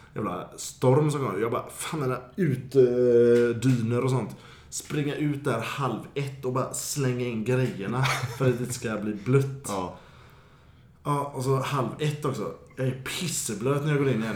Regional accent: Gothenburg, Västra Götaland, Sweden; som göteborgare man är

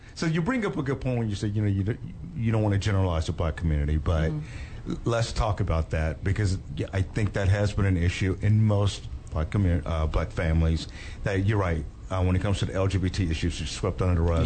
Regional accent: Dallas, Texas, United States; I grew up in Dallas Fort Worth

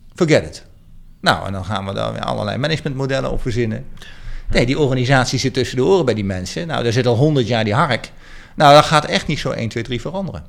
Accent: Arnhem, Gelderland, Netherlands; ik ben zelf Arnhemmer

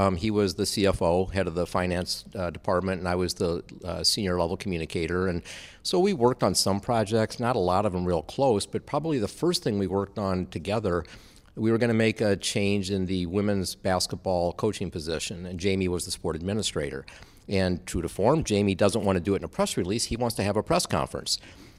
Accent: Iowa, United States; that would I come work with him and return to my home state at Iowa State

